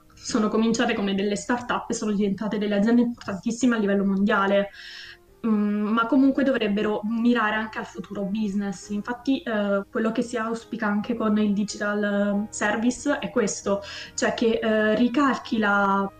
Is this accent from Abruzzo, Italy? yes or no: yes; Abruzzo, Italy; io sono abruzzese, nel luogo dove abito io l'industria maggiore è l'industria agricola